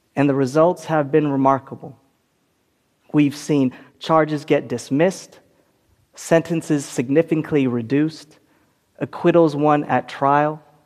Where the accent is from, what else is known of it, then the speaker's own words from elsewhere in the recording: California, United States; my home state of California